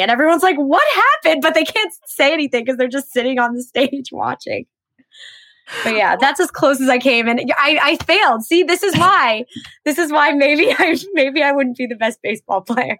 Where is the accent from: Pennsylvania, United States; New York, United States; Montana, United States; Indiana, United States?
Pennsylvania, United States; also born or lived in Trenton, New Jersey; even though I am from Pennsylvania and I really did grow up in Pennsylvania